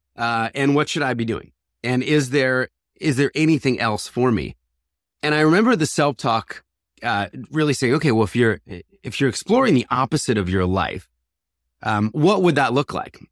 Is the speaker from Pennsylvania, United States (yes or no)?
yes; Philadelphia, Pennsylvania, United States; I was born in Philadelphia, raised in a conservative Christian family